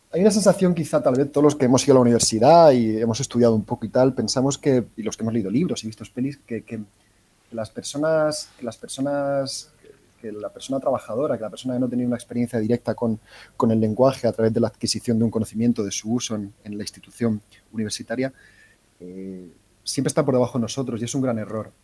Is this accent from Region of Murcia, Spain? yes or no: yes; Cartagena, Region of Murcia, Spain; Yo soy de Cartagena